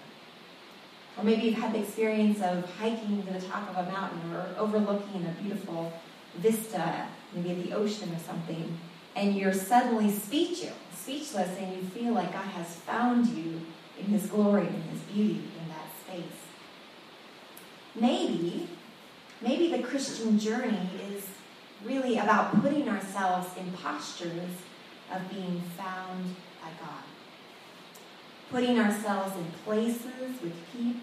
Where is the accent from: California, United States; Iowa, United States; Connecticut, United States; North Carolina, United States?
California, United States; Sunnyvale; I was growing up in Sunnyvale at the time